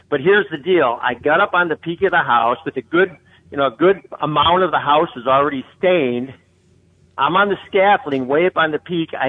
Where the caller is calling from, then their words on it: Wyandotte, Michigan, United States; I'm the guy from Wyandotte.